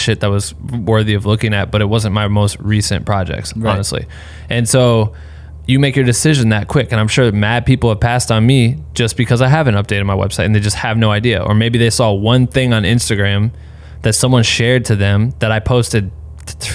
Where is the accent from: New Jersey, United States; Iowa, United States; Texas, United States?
Iowa, United States; I'm from Iowa, so we have tornadoes